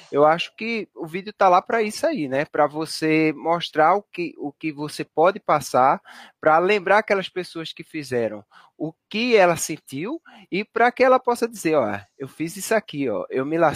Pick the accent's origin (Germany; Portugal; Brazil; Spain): Brazil; Northeast Region; pelo menos para mim que sou do Nordeste, é ruim de logística